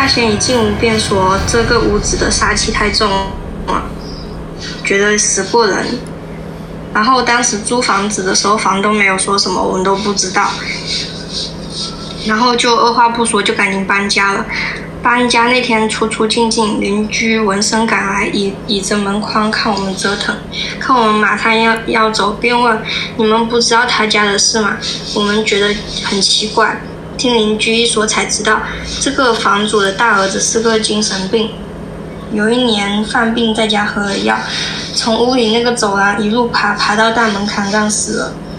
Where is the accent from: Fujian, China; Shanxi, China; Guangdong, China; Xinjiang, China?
Fujian, China; Nanping; 啊，南平的。